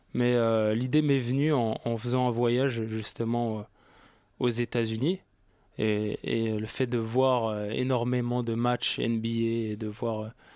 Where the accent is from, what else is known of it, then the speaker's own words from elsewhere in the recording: Paris, Île-de-France, France; Je suis euh, d'origine parisienne, j'ai grandi ici, j'ai. Voilà quoi, je suis de Paris.